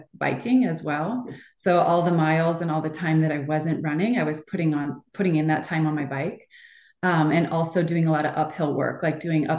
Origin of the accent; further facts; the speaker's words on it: Boulder, Colorado, United States; I'm from Boulder, Colorado